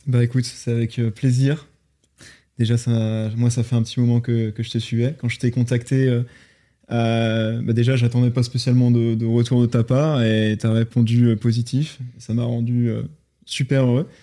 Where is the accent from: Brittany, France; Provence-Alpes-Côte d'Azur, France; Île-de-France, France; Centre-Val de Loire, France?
Brittany, France; Rennes; je suis de Rennes en Ille-et-Vilaine, hmm. en Bretagne